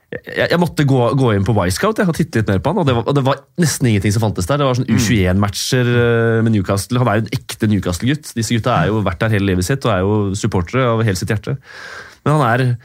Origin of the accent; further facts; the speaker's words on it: Norway; Som nordmann